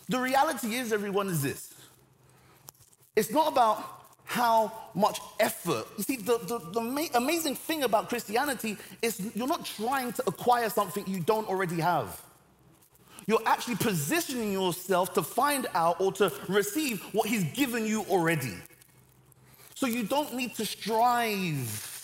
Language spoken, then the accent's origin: English; Nigeria; now in London, United Kingdom; I'm Nigerian. My parents were. I was born in Nigeria. I have a Nigerian passport